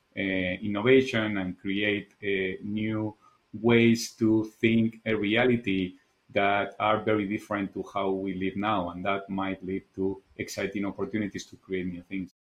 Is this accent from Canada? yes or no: no; Spain; English is a second language; moved away as an adult; also born or lived in Japan; as you probably noticed from my accent, I'm originally from Spain